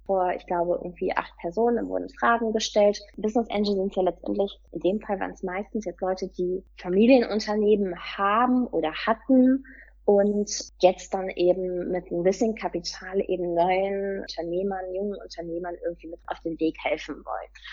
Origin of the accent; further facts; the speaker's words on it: Cologne, North Rhine-Westphalia, Germany; komme aus Köln